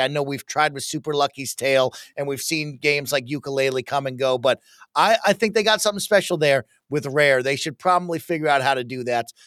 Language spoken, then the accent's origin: English; Denver, Colorado, United States; We are from Denver, Colorado, so we're also Broncos fans, but Dad is from Buffalo